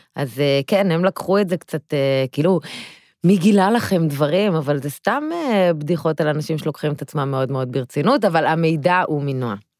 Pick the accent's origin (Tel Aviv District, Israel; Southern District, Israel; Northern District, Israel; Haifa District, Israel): Haifa District, Israel; Haifa; גדלתי בקריית אליעזר